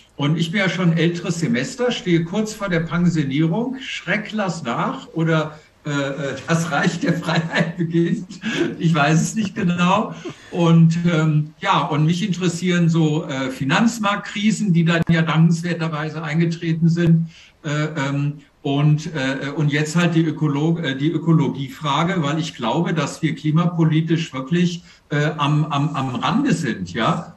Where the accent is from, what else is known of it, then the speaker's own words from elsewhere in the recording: Germany; als Deutsche